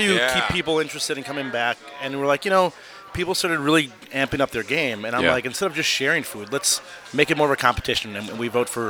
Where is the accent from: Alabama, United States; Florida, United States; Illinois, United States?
Illinois, United States; Chicago; Northwest side in Norwood Park.